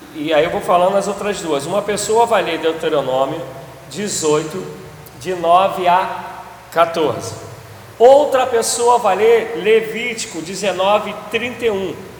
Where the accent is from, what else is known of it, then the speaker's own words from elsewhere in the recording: Brazil; a gente, enquanto brasileiro, a gente é oriundo disso